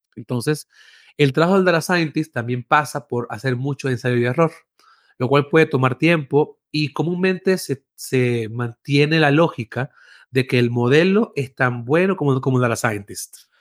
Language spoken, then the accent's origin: Spanish; Venezuela; moved away as an adult; now in Mexico; soy de Venezuela, primero que nada. Eh, vivo en México hace ocho años.